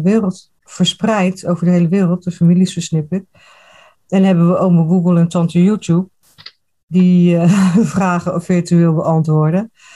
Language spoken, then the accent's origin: Dutch; Rotterdam, South Holland, Netherlands; now in eastern Netherlands; Ik kom uit Rotterdam